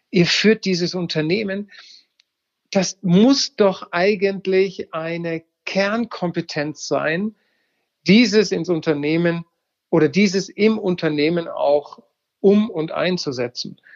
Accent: Baden-Württemberg, Germany; ich sage, ich bin selber Schwabe, du hast gerade die Schwaben, man muss schwäbisch agieren

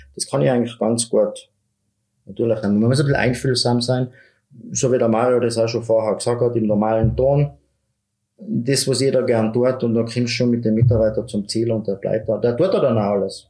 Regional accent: Mieming, Tyrol, Austria; Mirming ist meine Heimat, ich habe meine Freunde

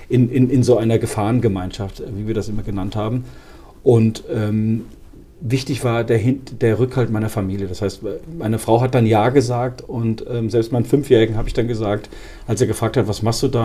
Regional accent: Frankfurt, Hesse, Germany; meiner Heimatstadt, wo ich aufgewachsen bin, am Frankfurter Flughafen

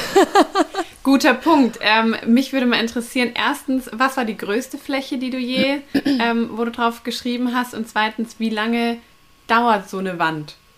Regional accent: neighbouring town of Nuremberg, Bavaria, Germany; ich komme ja aus der Nachbarstadt

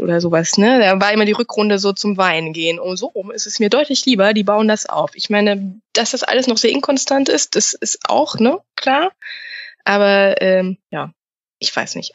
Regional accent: Rhineland, Germany; bei uns im Rheinland

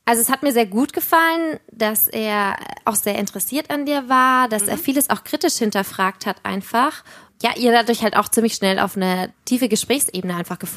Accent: Bavaria, Germany; Aber ich komme ja auch aus Franken ursprünglich. Ich fand das natürlich mega. Ein Franke.

